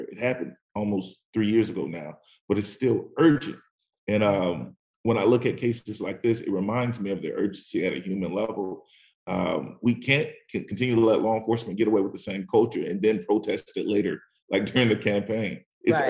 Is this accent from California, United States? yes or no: yes; California, United States; moved away; I'm from California originally